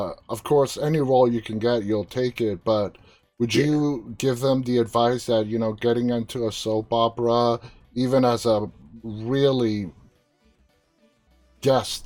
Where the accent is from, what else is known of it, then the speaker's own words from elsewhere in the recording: New York City, New York, United States; I was born and raised in New York City